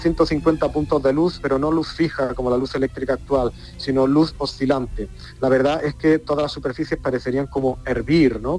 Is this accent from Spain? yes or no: yes; Granada, Andalusia, Spain; como granadino. Los granadinos sentimos a San Juan de Dios como algo propio